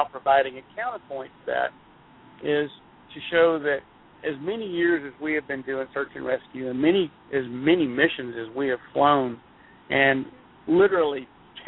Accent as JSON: {"language": "English", "town": "Houston", "region": "Texas", "country": "United States", "tie": "born or raised there", "said": "I grew up in Houston"}